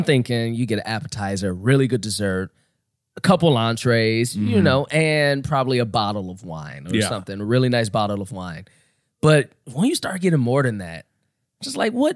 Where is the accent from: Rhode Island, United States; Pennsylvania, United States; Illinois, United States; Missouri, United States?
Illinois, United States; Chicago; I grew up on the South Side. For those who don't know, the South Side of Chicago, is where most of the poor folks live